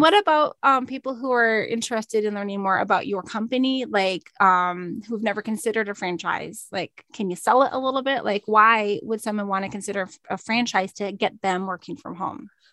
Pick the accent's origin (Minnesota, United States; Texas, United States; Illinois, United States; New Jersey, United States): Minnesota, United States; I'm from Minnesota.